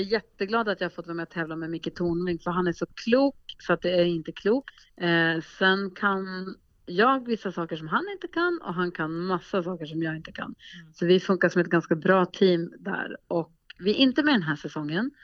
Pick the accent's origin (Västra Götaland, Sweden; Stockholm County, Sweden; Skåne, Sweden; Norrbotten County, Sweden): Norrbotten County, Sweden; Luleå; moved away; also born or lived in Gothenburg; jag bodde faktiskt i mm. Göteborg när jag var liten, eh, ganska en del, en hel del. Men jag är uppvuxen i Luleå, så då säger jag Luleå